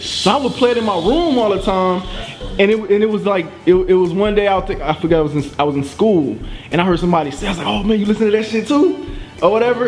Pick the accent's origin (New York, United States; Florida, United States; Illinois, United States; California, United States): Florida, United States; Pensacola; I was on the Panhandle though, so you know I'm from Pensacola